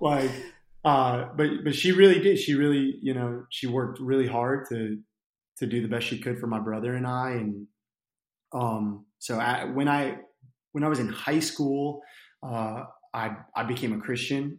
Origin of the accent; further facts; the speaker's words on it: New Jersey, United States; moved away as an adult; also born or lived in Arkansas; now in Conway, United States; I grew up in New Jersey, um, to a single mom